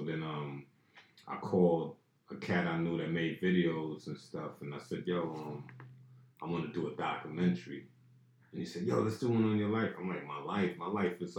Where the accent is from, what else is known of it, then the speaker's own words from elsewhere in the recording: New York City, New York, United States; I grew up in Pink Houses and in Brownsville projects, you know, family in Brownsville